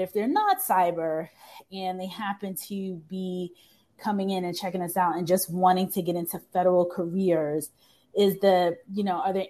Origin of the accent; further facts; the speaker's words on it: New York, United States; now in Washington, D.C., United States; I'm from New York, and I didn't know many people in the military in New York.